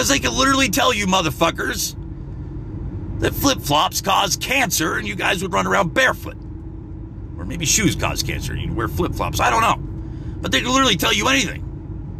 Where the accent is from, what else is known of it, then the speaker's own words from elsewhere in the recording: United States; I'm an American.